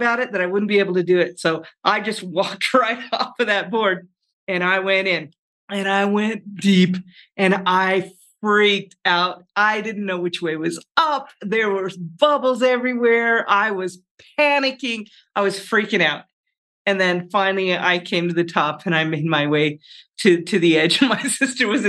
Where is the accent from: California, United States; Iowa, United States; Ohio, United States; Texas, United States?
Iowa, United States; now in Colorado, United States; I was born in Iowa, but we would come out here to visit our grandparents in Colorado Springs